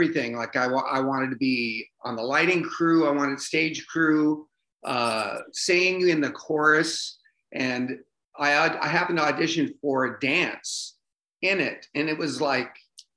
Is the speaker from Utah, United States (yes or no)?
no; Bremerton, Washington, United States; also born or lived in Las Vegas, United States / New York, United States / Seattle, United States; now in Redmond, United States; Bremerton, it's a Navy town, population 35,000. And that's where I grew up